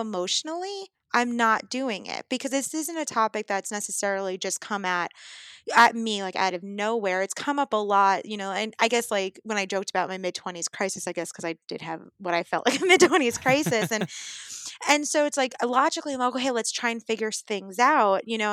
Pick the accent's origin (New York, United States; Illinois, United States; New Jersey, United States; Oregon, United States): New York, United States; New York City; I grew up in Brooklyn.